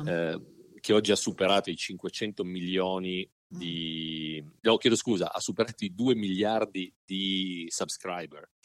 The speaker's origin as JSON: {"language": "Italian", "town": "Turin", "region": "Piedmont", "country": "Italy", "moved": "as an adult", "lives_now": "Michigan, United States", "said": "io sono originariamente di Torino, italiano"}